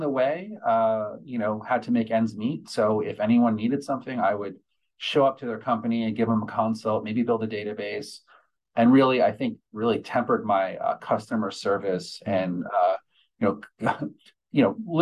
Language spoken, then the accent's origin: English; New York, United States; I grew up in New York